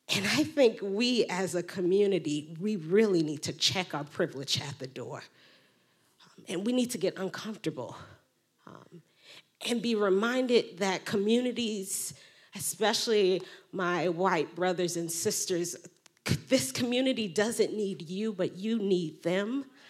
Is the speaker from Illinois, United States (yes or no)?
yes; Chicago, Illinois, United States; I grew up in the Black Pentecostal Church on the South Side of Chicago